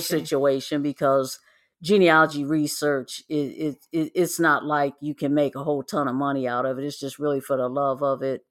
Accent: Midwest, United States; moved away; I was born and raised in the Midwest

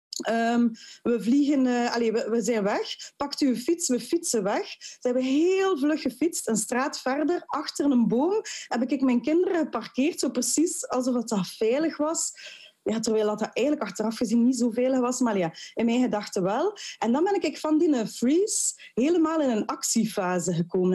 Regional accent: Ghent, Flanders, Belgium; als geboren en getogen Gentenaar, mijn man ook

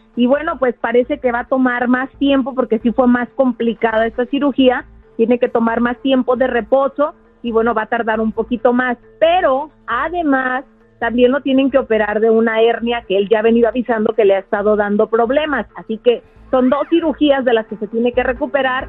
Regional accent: Mexico; como mexicanos

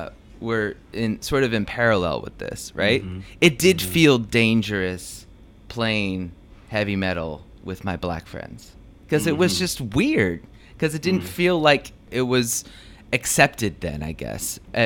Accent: Oakland, California, United States; Growing up in Oakland and going to the Oakland public school system

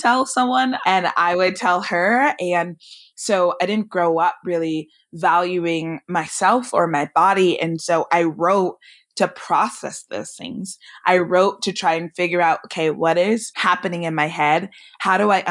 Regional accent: Bay Area, California, United States; I grew up in the Bay Area

